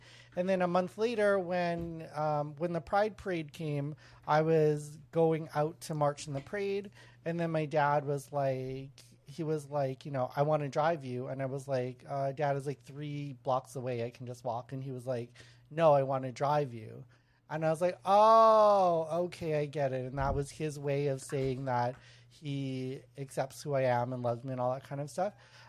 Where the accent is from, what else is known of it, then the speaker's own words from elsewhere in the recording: Canada; because obviously we're all Asian, but we grew up in Canada